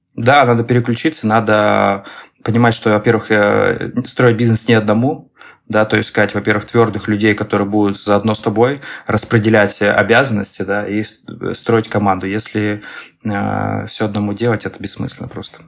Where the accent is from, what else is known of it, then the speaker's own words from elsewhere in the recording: Saint Petersburg, Russia; я предприниматель а, из Санкт-Петербурга